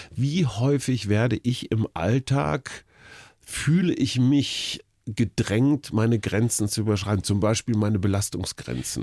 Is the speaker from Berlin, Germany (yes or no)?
yes; Berlin, Germany; bei uns in Berlin